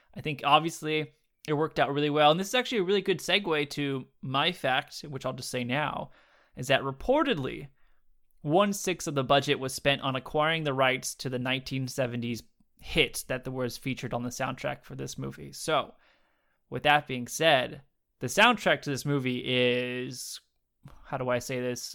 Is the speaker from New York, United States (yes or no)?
no; Southern California, United States; I grew up in California. Southern California my whole life.